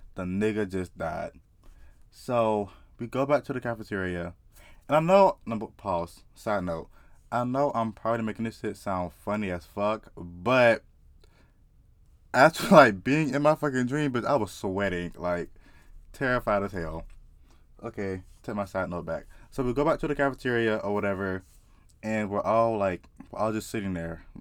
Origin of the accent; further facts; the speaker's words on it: South Carolina, United States; I just grew up in the South. Like, I'm from South Carolina.